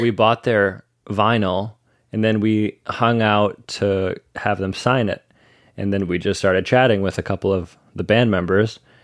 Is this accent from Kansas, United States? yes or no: no; Ann Arbor, Michigan, United States; That's my home, that's my home s, place, my hometown. I'm not from Detroit, but Michigan